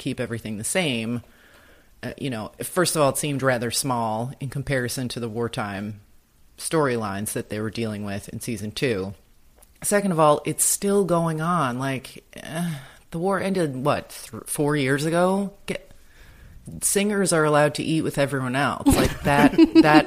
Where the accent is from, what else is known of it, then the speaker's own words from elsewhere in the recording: United States; as an American